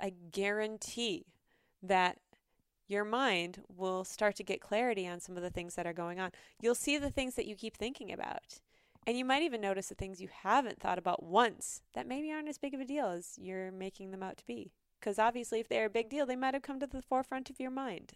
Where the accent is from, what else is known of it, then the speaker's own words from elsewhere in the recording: North Dakota, United States; moved away; And I grew up in North Dakota, and it's always been a part of my heart. I was there for ten years